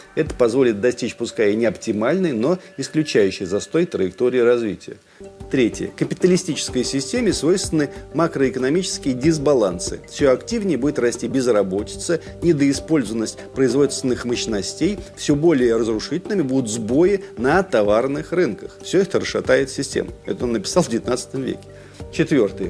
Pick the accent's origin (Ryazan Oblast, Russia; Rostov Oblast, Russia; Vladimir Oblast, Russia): Ryazan Oblast, Russia; Skopin; в моем родном городке Скопина Рязанской области